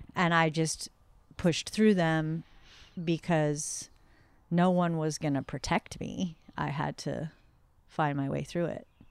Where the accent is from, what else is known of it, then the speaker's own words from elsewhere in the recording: the Northwest, Pacific Northwest, United States; moved away as an adult; now in North County, San Diego, United States; I grew up in the Northwest